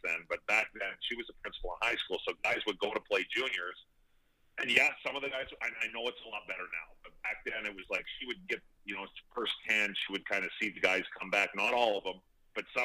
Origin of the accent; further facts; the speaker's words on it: Fort Saskatchewan, Alberta, Canada; growing up in Fort Saskatchewan